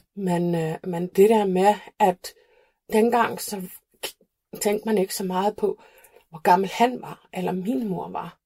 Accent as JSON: {"language": "Danish", "town": "Reykjavik", "country": "Iceland", "tie": "born or raised there", "also_born_or_lived": "Flatey, Westfjords, Iceland", "accent": "Icelandic", "second_language": "Danish", "moved": "as an adult", "lives_now": "Copenhagen, Denmark", "said": "Jeg er født og opvokset på Island"}